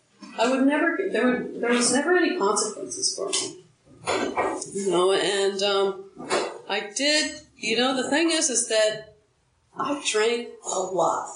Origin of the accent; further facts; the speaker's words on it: Huntington Beach, California, United States; moved away; also born or lived in St. Louis; I grew up in Huntington Beach, a beach town